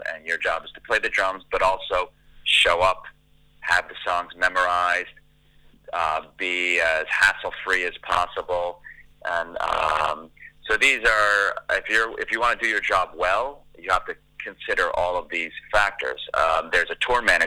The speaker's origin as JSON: {"language": "English", "region": "the New York area", "country": "United States", "tie": "born or raised there", "moved": "yes", "lives_now": "Los Angeles, United States", "said": "I'm an LA-based, Los Angeles-based drummer, but I grew up in the New York area. That's where I was born and raised"}